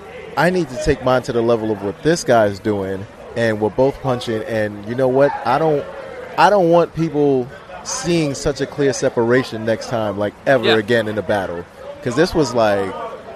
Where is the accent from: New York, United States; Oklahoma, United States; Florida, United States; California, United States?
New York, United States; Brooklyn; I'm from Brooklyn.